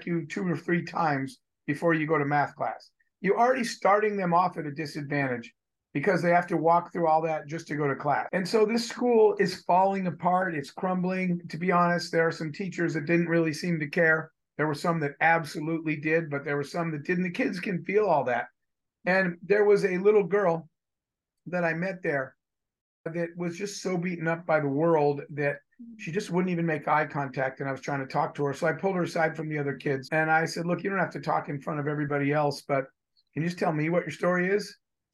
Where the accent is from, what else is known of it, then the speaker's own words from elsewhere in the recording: United States; I was born in the United States and I was born a white male